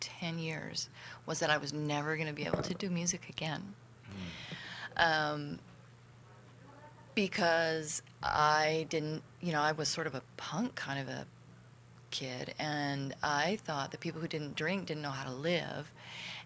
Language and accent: English; Southern California, United States; also born or lived in Oakland, California; now in Etna, United States; I grew up in Southern California, from Oakland, and recently moved to Etna, California